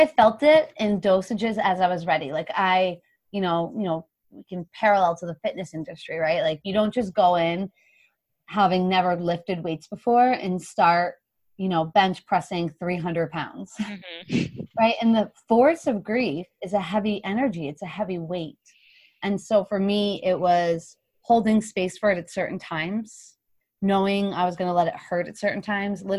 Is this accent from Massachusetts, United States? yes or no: yes; Hopkinton, Massachusetts, United States; also born or lived in Boston; my home city. And it actually starts in my hometown where my parents live.